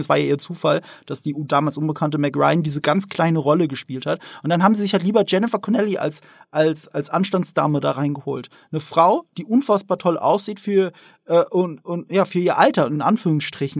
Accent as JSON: {"language": "German", "area": "the Ramstein area", "region": "Rhineland-Palatinate", "country": "Germany", "said": "Ich komme ja wirklich aus der Gegend Rammstein, wo, die, wo der US-Militärplatz ist"}